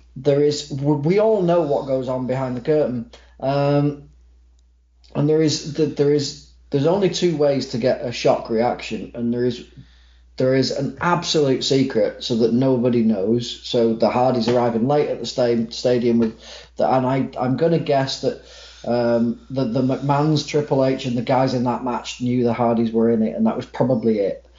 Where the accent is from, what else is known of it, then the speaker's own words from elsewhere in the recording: Manchester, North West England, United Kingdom; I am from Manchester, England. Um, I may come across as American on this because I'm really susceptible to accents. So just by talking to you, I might come across as American, but no, I am a Mancunian